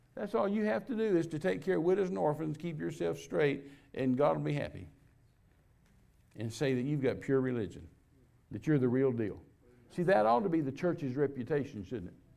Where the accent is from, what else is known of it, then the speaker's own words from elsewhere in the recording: Texas, United States; I was raised in Pentecostal church in Texas